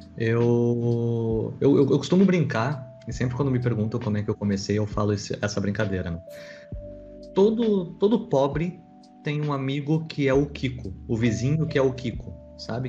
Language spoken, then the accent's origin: Portuguese; Porto Alegre, Rio Grande do Sul, Brazil; Eu, sou nascido e criado em Porto Alegre